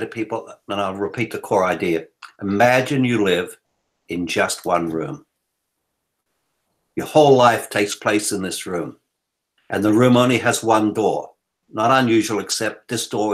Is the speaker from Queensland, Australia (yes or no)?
no; Blue Mountains, New South Wales, Australia; moved away as an adult; that little poor kid growing up in the Blue Mountains.